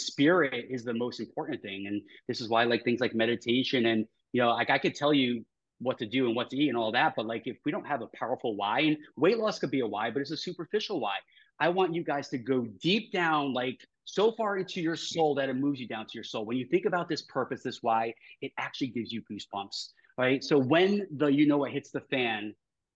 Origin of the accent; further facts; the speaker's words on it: New York, United States; I talk fast because I'm from New York